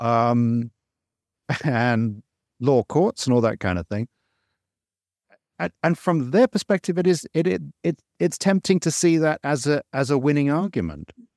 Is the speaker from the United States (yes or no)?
no; England, United Kingdom; now in Malaysia; I grew up in England and I, and I came back here to Malaysia